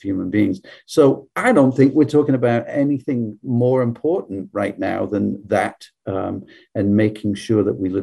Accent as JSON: {"language": "English", "region": "England", "country": "United Kingdom", "tie": "born or raised there", "moved": "yes", "said": "I grew up in a different country. I grew up in England"}